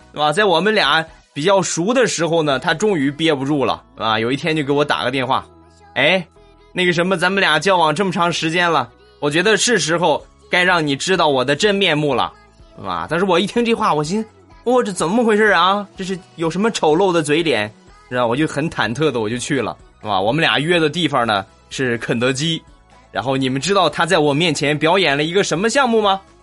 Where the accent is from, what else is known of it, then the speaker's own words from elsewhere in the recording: Shandong, China; accent: Shandong dialect; 但是我说山东话，你们可能就听不懂了。